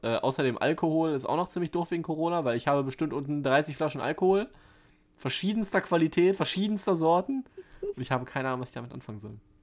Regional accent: Germany; als Deutscher

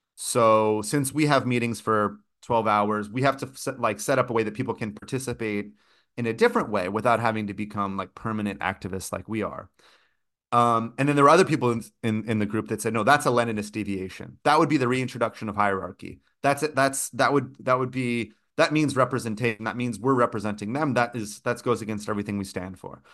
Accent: California, United States; moved away; also born or lived in Brazil; growing up in California

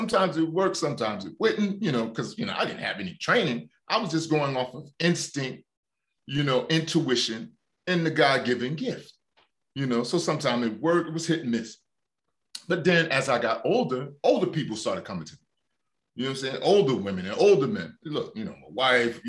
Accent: Newark, New Jersey, United States; I grew up in Newark, New Jersey

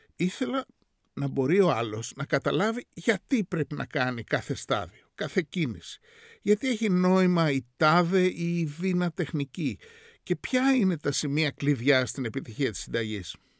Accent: Greece; moved away as an adult; also born or lived in New York; μεγαλώνοντας στην Ελλάδα

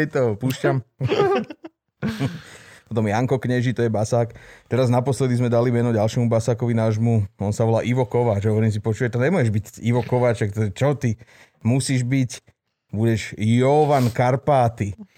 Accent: Svätý Jur, Bratislava Region, Slovakia; z Júra, vy tam hovoríte husa nehovoríme hus

